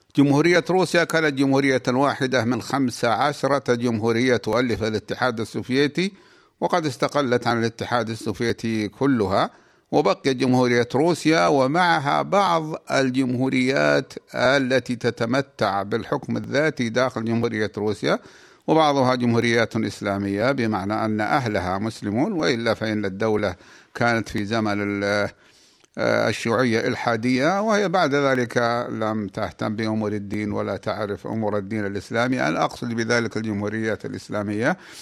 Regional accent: Saudi Arabia; بلادنا المملكة العربية السعودية

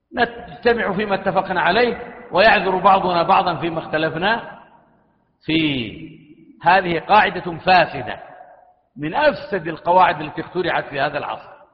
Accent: Saudi Arabia; بلادنا المملكة العربية السعودية

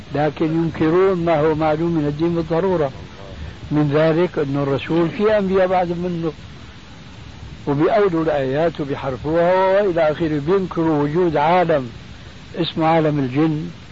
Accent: Syria; عندنا في الشام

